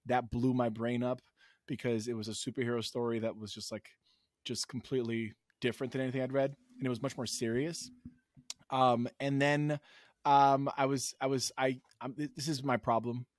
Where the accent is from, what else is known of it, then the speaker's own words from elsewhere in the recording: New York City, New York, United States; I lived, I grew up in New York City